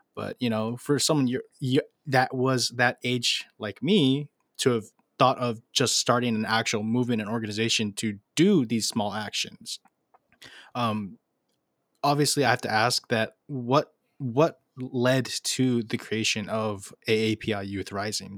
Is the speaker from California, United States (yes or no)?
yes; Los Angeles, California, United States; I'm from Los Angeles